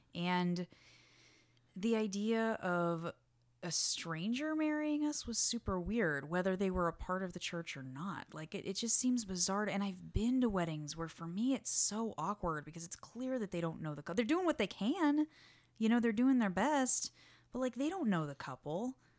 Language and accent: English; Texas, United States; also from Texas